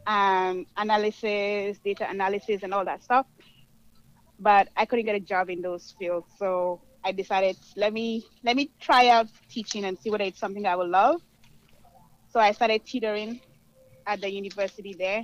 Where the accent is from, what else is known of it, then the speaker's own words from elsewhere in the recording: Gambia; moved away as an adult; also born or lived in Melbourne, Florida / McAllen, Texas; now in Irving, United States; I'm originally from the Gambia, West Africa, and I only moved to the States to pursue my education.